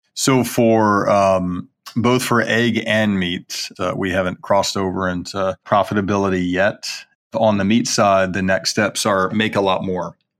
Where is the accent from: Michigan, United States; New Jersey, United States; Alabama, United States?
Alabama, United States; Birmingham; I grew up in Birmingham, Alabama, eating eggs and butter and bacon, you know, for breakfast